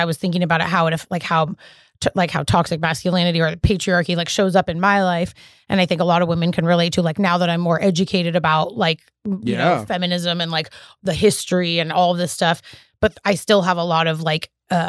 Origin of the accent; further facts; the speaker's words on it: Canada; I was born in Canada.